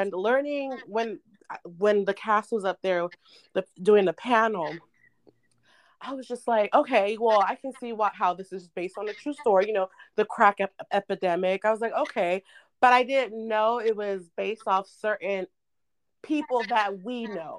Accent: Sacramento, California, United States; also born or lived in San Francisco Bay Area, California; now in Los Angeles, United States; I'm from the Bay and from Sacramento. So I was born in the Bay, raised in the Bay, and raised in Sacramento

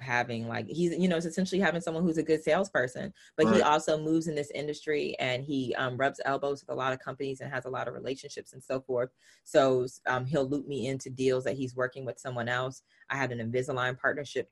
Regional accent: the South, United States; I'm from the South. So I use language slightly different

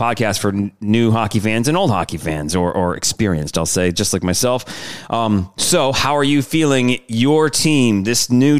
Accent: Michigan, United States; now in Louisiana, United States; I'm from Michigan. We're in Louisiana.

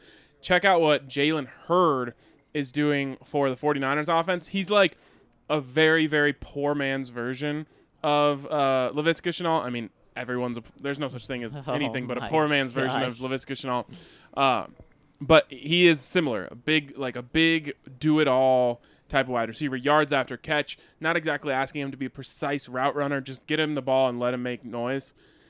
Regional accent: Colorado, United States; I grew up in Southern Colorado. It's just something you get used to.

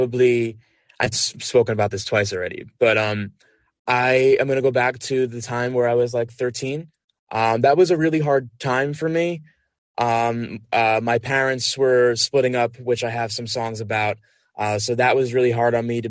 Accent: Long Island, New York, United States; moved away; I'm originally from Long Island, so that's where my family is

